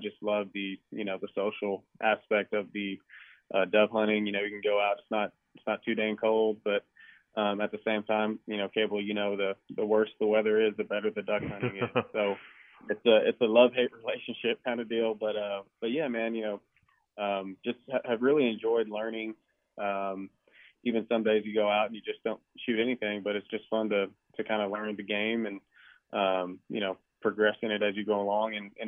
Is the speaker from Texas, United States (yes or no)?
yes; Uvalde, Texas, United States; I grew up in Uvalde, Texas, Southwest Texas